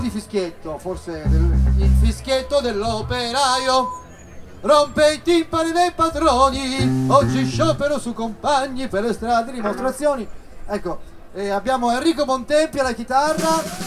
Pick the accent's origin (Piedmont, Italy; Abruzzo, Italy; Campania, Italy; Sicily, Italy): Piedmont, Italy; Turin; noi veniamo da Torino da Piazza Statuto